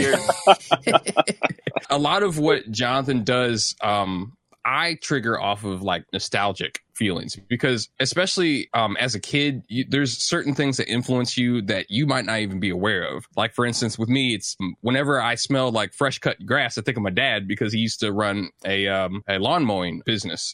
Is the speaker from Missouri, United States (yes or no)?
yes; St. Louis, Missouri, United States; I grew up in St. Louis, Missouri